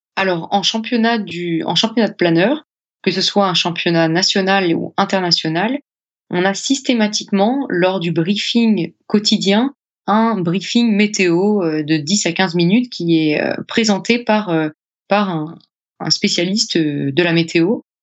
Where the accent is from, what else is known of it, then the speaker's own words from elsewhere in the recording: France; chez nous, en France